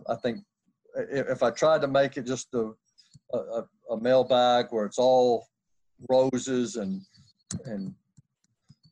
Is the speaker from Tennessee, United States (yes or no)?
yes; Nashville, Tennessee, United States; I grew up in Nashville, Tennessee.